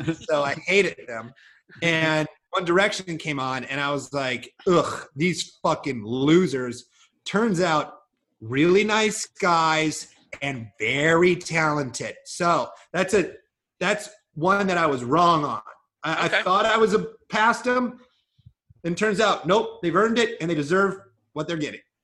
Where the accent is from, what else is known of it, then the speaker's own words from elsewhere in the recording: Iowa, United States; I grew up in a rural town in Iowa